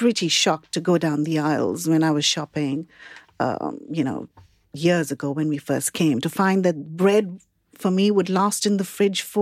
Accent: Mumbai, Maharashtra, India; now in United Kingdom; I grew up in Bombay

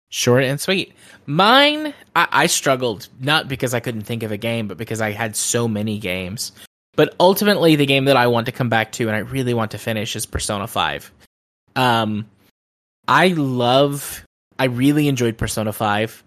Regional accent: United States; especially as an American

